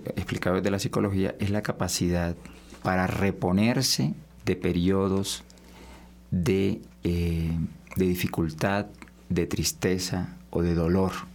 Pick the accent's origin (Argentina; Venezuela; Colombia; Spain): Colombia; Nosotros como sociedad colombiana